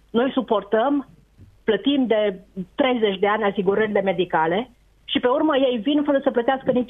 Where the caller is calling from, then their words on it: Arad, Arad County, Romania; sunt din Arad.